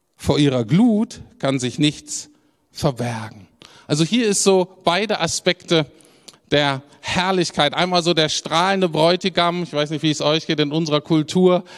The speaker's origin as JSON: {"language": "German", "country": "Germany", "said": "als Deutscher"}